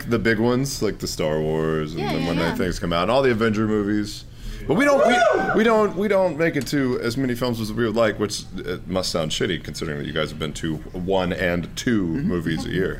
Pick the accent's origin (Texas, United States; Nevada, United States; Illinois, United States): Texas, United States; I'm from Texas.